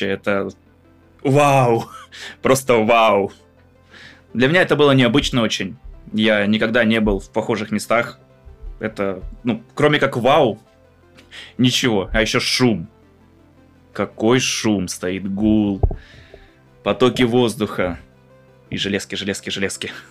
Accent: Crimea, Ukraine; учитывая то, что я из Крыма, люблю погреться на солнышке, поплавать э, в море, в реках, в озерах, в горах отдохнуть.

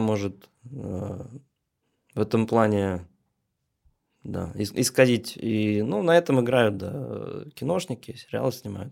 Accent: Troitsk, Moscow, Russia; Я, можно сказать, коренной москвич. Ну, жил я изначально Московской области, а сейчас это уже, а, можно сказать, географический центр Москвы. Это Троицк

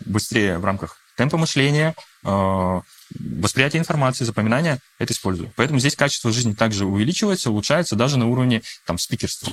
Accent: Russia; first language Russian; я считаю себя русским, да, то есть я россиянин, я родился уже в России

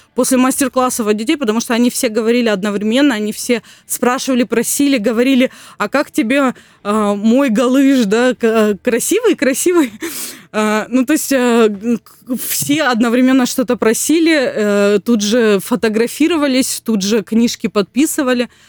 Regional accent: Gelendzhik, Krasnodar Krai, Russia; я сама родом из Геленджика

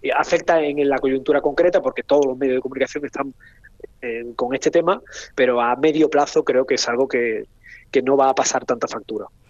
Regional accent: Spain

